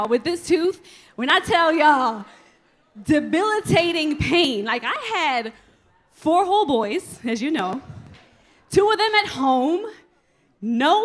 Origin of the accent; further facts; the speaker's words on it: New York City, New York, United States; moved away as an adult; now in Atlanta, United States; I'm from Brooklyn